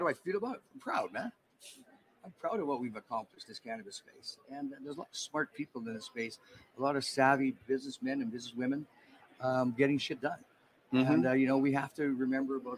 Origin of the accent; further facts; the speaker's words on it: Western Canada, Canada; I'm from Western Canada